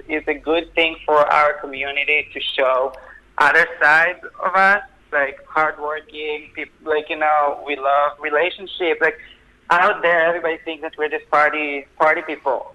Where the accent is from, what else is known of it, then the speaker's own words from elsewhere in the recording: Israel; moved away as an adult; now in New York, United States; I grew up in Israel. I moved to New York when I was twenty.